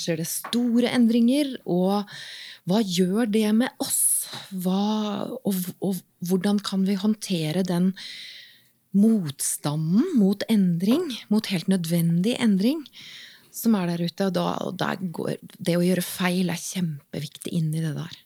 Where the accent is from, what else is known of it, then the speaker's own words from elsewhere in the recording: Åsgårdstrand, Vestfold, Norway; moved away; also born or lived in Bergen; Helt opprinnelig så er jeg fra Åsgårdstrand i eh, Vestfold